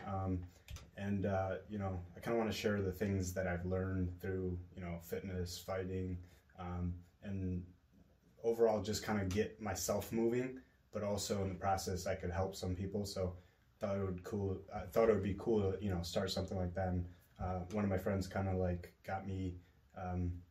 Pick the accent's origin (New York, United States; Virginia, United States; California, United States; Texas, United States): New York, United States; Buffalo; born or raised there; also born or lived in Kosovo / New Jersey